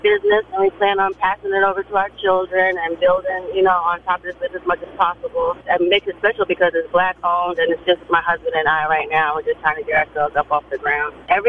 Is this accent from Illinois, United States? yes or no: no; New York, United States; moved away as an adult; now in Savannah, United States; I'm from New York. My family's from New York, but we moved to Savannah to the islands 2 years ago